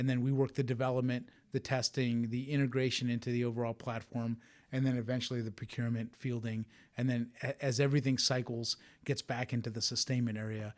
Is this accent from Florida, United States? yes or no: yes; Tampa, Florida, United States; I'm from Tampa, Florida. It was where I grew up, part of an Air Force family.